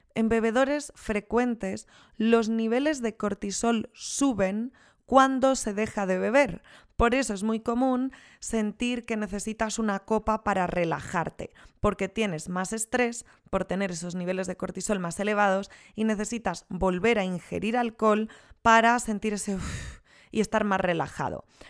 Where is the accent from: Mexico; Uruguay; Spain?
Spain; Rías Baixas, Galicia; yo soy de las Rías Baixas